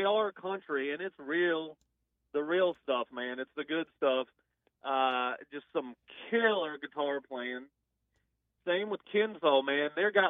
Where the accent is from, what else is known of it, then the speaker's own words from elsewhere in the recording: Michigan, United States; I'm born here in Michigan. I'm a, you know, Michigan guy